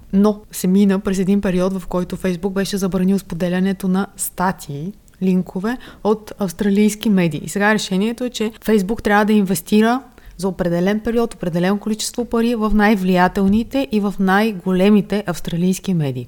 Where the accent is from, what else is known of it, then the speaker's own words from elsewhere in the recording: Varna, Varna Province, Bulgaria; moved away; аз съм от Варна и ние там така наричаме бор машината